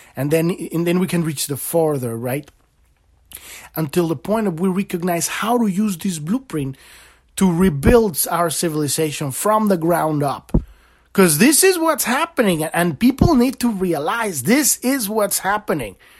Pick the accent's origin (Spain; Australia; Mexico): Mexico; I grew up in Mexico